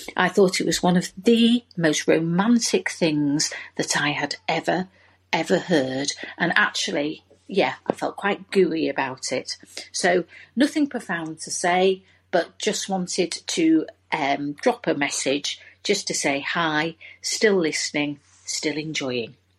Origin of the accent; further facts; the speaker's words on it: Leeds, Yorkshire and the Humber, United Kingdom; now in Manchester, United Kingdom; I'm calling from Manchester, though actually from Leeds originally